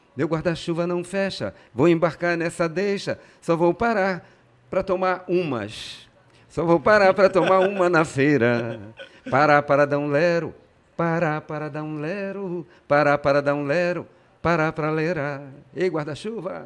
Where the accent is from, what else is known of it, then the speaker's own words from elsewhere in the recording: Pará, Brazil; also born or lived in Rio de Janeiro, Brazil; eu nasci no Rio, vim com dois anos de idade, fui criado aqui como todo bom e maravilhoso paraense